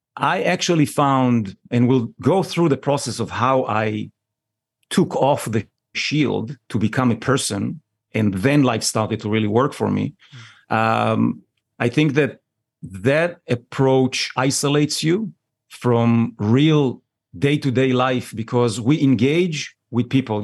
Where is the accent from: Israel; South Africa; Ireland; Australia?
Israel; born and raised in Israel